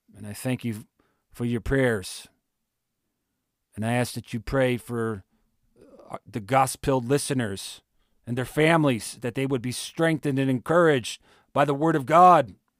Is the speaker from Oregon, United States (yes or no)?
no; Ohio, United States; moved away; my home state of Ohio